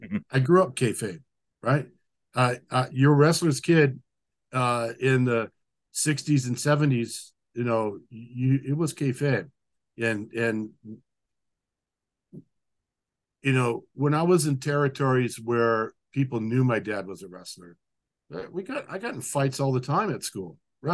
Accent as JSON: {"language": "English", "country": "Japan", "tie": "born or raised there", "said": "every time we'd be growing up in Japan, if I happened to be, you know, traveling in that direction, I would go with Dad."}